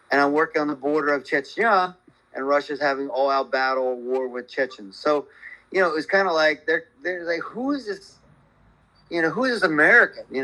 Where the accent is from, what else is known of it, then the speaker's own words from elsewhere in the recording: Philippines; When you, I came from the Philippines, who are the friendliest people on the planet, right?